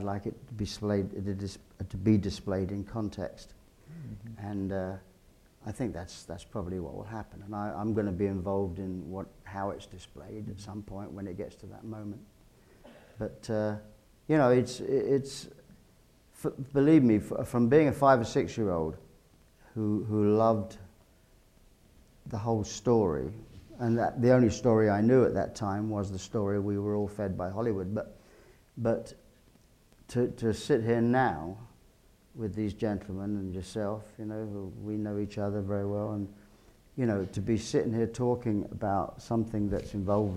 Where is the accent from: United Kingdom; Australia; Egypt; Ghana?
United Kingdom; England; as an Englishman